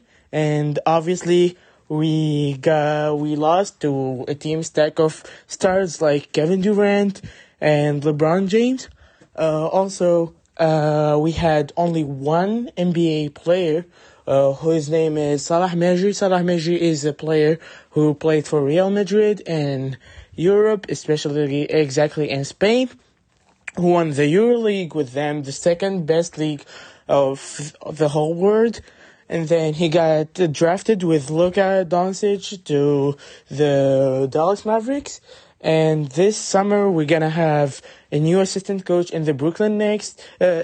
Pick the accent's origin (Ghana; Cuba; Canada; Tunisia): Tunisia; I'm from Tunisia